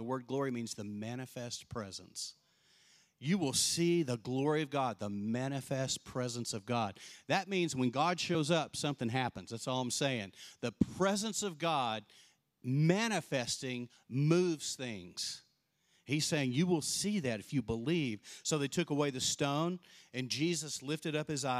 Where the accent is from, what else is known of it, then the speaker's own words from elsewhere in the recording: Texas, United States; I was born and raised in Texas